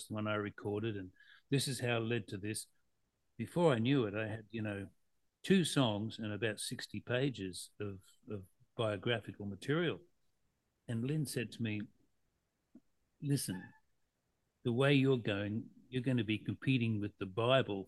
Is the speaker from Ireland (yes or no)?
no; Mackay, Queensland, Australia; moved away as an adult; I left my hometown of Mackay